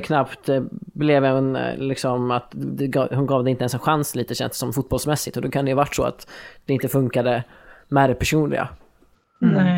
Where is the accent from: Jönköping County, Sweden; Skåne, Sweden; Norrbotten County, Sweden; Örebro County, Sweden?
Örebro County, Sweden; Örebro; born or raised there